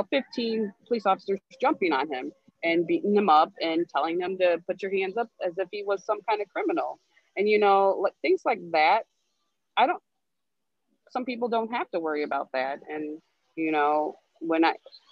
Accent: Royal Oak, Michigan, United States; growing up in Royal Oak, and I still am in Royal Oak

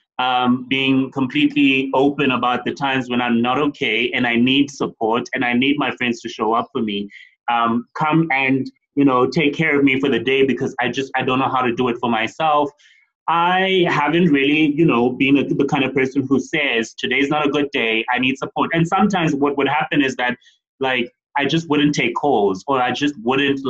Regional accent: East London, Eastern Cape, South Africa; now in Johannesburg, South Africa; I'm from East London, yeah. But then I moved to Joburg.

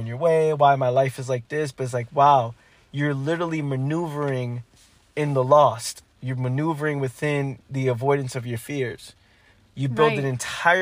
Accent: New York, United States; me growing up in New York

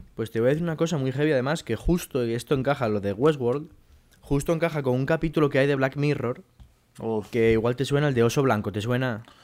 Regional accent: Mieres, Asturias, Spain; moved away as an adult; now in Madrid, Spain; Yo estoy en mi casa ahora mismo en Madrid, que estoy aquí estudiando, pero yo soy de Mieres en Asturias

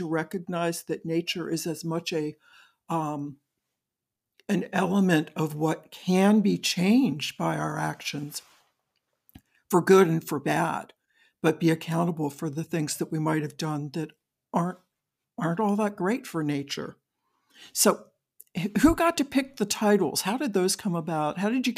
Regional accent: Maryland, United States; I grew up on the Eastern Shore of Maryland.

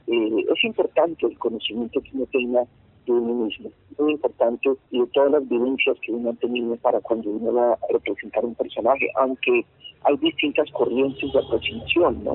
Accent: Bogotá, Colombia; also born or lived in Santa Marta, Colombia; Una fue Bogotá, donde yo nací, y otra fue Santa Marta, donde estaban mis abuelos

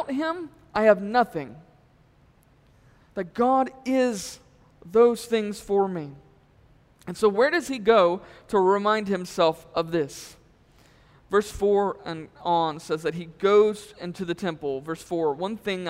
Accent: Texas, United States; I grew up in Texas

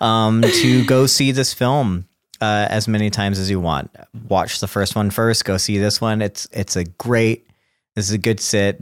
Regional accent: South Texas, United States; I grew up in South Texas

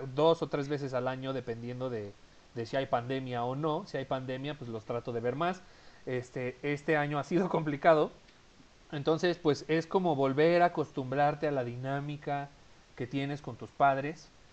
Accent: Mexico City, Mexico; moved away; Mi familia vive en Ciudad de México, de donde yo soy originario. Yo actualmente no vivo en Ciudad de México

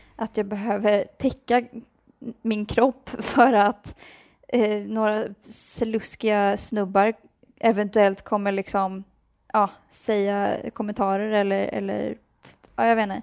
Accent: Sweden; moved away; kommer jag vara hemma i Sverige

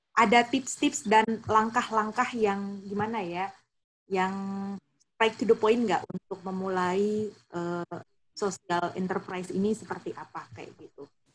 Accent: Jayapura, Papua, Indonesia; asalku dari Papua aku bilang kayak gitu oh iya terus dia bilang di daerah mana gitu kan aku bilang di Jayapura

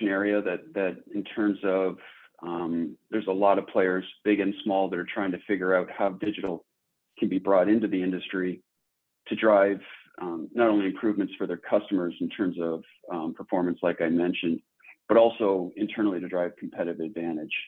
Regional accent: Toronto, Ontario, Canada; moved away as an adult; also born or lived in Silicon Valley, California; now in Minnesota, United States; I'm originally from Toronto, Canada, born and raised.

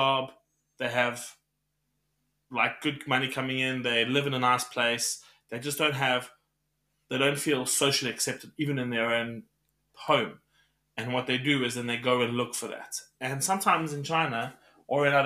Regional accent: South Africa; moved away; I identify as South African. I love being South African. I'm patriotic about my country.

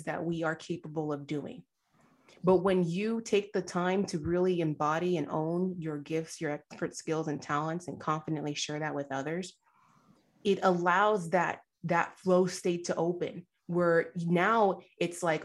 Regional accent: United States; I was actually born here in the States. My parents did immigrate from Nigeria

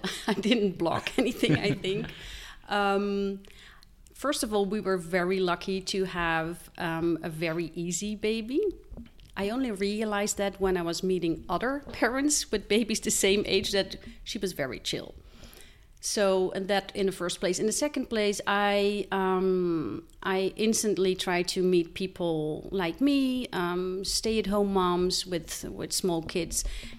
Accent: Netherlands; now in Switzerland; No, I am Belgium. I have Belgian parents, okay, but I grew up in Holland.

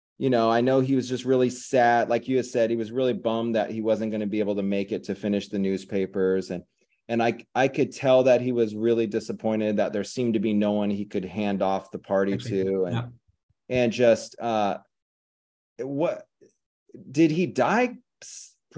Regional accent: United States; As an American

